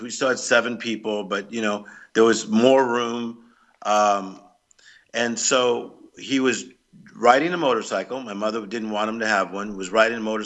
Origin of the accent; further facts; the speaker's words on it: Compton, California, United States; I was raised in Compton, California, which is in the Los Angeles area